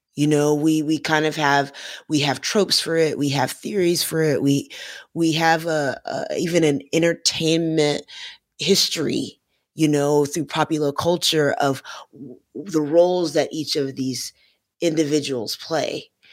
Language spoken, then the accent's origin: English; Florida, United States; because I'm from Florida